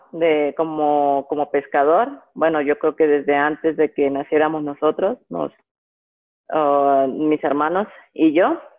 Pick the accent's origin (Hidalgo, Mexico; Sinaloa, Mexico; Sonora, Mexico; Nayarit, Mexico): Sinaloa, Mexico; Guasave; Bueno, nací en Guasave, Guasave, Sinaloa, pero crecí y mis papás vivían en la brecha. 14 años fue cuando vivía en la brecha, tengo dos hermanos.